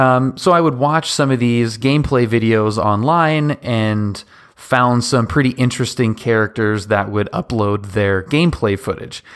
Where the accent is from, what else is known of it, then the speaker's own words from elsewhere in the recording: Seattle, Washington, United States; I grew up in Seattle